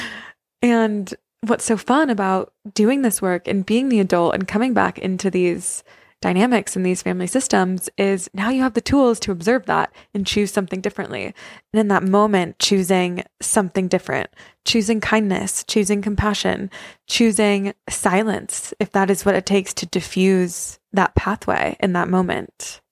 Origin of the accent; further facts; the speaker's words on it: Santa Fe, New Mexico, United States; moved away; I came home for Christmas, so I'm at my parents' house